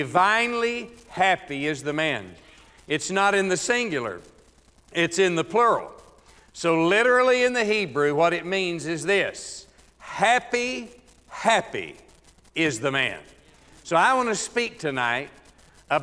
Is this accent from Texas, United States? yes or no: yes; Texas, United States; moved away; back in my home state of Texas